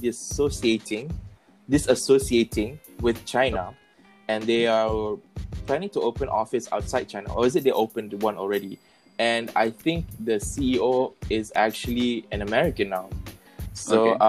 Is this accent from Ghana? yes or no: no; Malaysia; we feel proud as a Malaysian